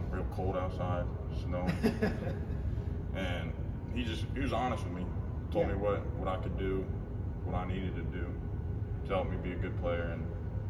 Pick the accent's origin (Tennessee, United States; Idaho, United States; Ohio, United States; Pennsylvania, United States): Pennsylvania, United States; Cumberland; moved away; I'm from Cumberland, Pennsylvania, a little small town right outside Harrisburg.